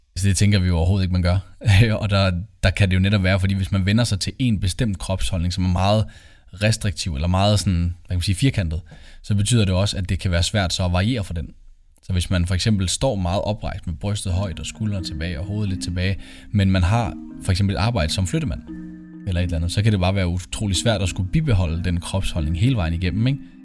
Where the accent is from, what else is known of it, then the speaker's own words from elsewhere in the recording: Copenhagen, Capital Region of Denmark, Denmark; moved away as an adult; also born or lived in Aalborg; now in Aarhus, Denmark; Jeg kommer oprindeligt fra København